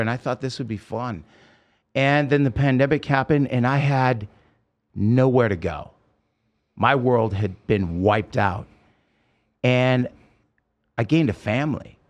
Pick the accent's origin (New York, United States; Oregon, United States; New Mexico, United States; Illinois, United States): Oregon, United States; now in Las Vegas, United States; I grew up in Oregon and it's beautiful